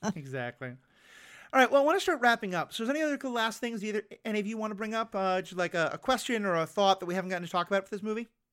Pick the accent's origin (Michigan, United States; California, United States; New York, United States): New York, United States; New York City; I grew up on Manhattan in New York City